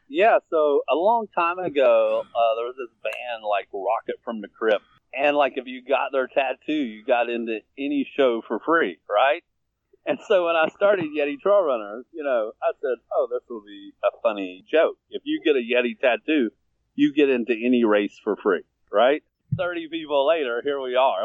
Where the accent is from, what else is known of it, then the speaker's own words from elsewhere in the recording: Virginia, United States; now in Atlanta, United States; I was born in Virginia, but I've lived in Atlanta for about 15 years now.